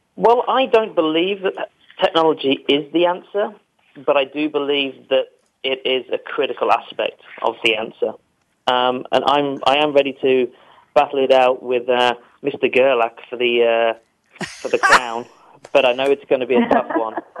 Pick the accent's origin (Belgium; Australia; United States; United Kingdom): United Kingdom